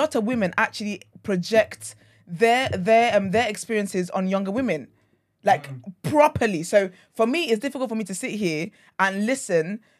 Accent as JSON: {"language": "English", "country": "Nigeria", "said": "I'm Nigerian"}